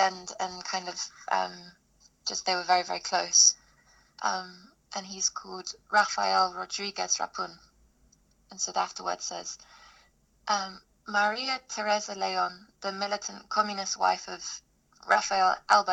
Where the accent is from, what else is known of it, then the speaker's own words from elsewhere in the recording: London, United Kingdom; I live in Bow in East London. I grew up in Dalston